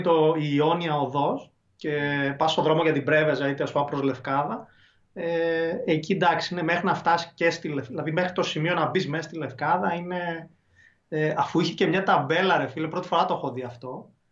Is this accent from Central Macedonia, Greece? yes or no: yes; Thessaloniki, Central Macedonia, Greece